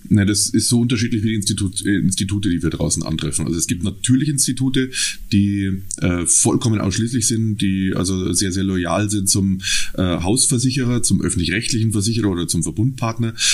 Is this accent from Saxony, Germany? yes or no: no; Munich, Bavaria, Germany; also ich komme ähm, aus dem Süden Münchens, da ähm, bin ich seit vielen, vielen Jahr, Jahren zu Hause, habe dort auch meinen Beruf gelernt, Bankkaufmann